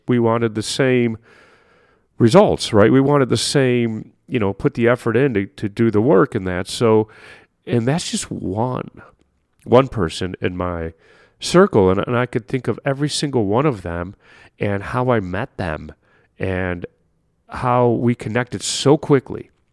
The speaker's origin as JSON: {"language": "English", "town": "Chicago", "region": "Illinois", "country": "United States", "said": "I'm from Chicago"}